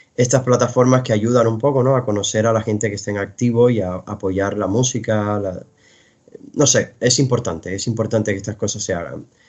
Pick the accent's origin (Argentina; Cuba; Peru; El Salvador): Cuba; moved away; yo vengo de Cuba